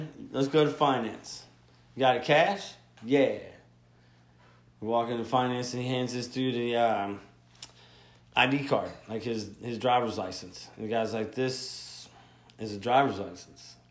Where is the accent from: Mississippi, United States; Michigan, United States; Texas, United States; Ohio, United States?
Mississippi, United States; Gulfport; moved away; I'm from Mississippi, the dirty, dirty